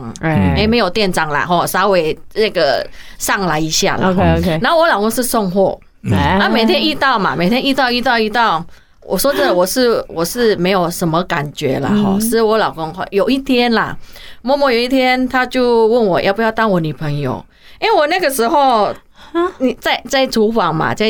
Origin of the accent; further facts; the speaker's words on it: Indonesia; first language Hakka; Chinese is a second language; moved away as an adult; now in Taiwan; 因为我是印尼华侨，那个时候是我们在印尼是排华。